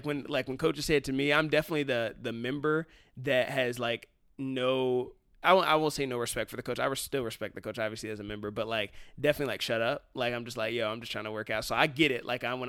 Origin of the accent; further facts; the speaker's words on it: Cincinnati, Ohio, United States; I'm from Cincinnati